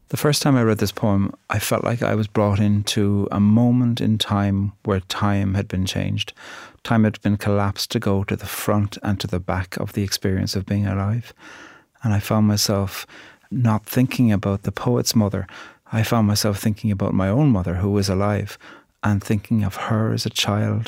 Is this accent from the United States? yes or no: no; Ireland; I'm a poet from Ireland